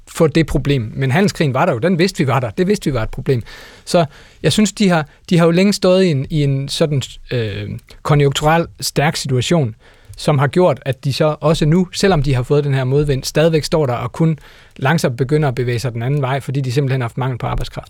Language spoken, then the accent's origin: Danish; Denmark; vi som danskere